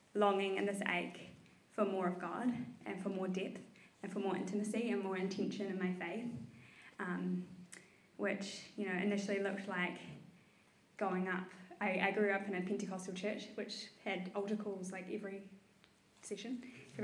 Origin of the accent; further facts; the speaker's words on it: Tauranga, Bay of Plenty, New Zealand; now in Wellington, New Zealand; I was born here in Wellington and then grew up in Tauranga